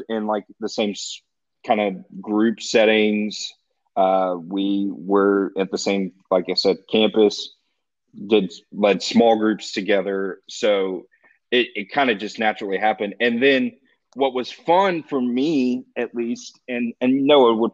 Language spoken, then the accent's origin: English; Texas, United States; moved away as an adult; also born or lived in Ohio; I'm a kid from Texas